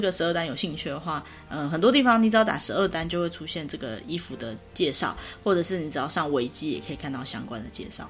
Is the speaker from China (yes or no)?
no; Taiwan; 我们台湾人就是通常家里也都没有浴衣啦